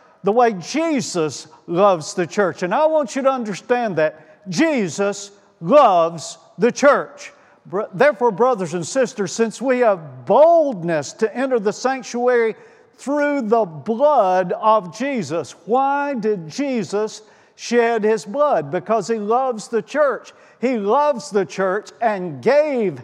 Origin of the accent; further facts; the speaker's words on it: Winfield, Alabama, United States; I grew up in the Zion community of Winfield, Alabama